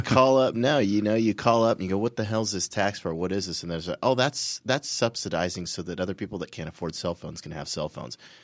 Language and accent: English; California, United States; I'm from California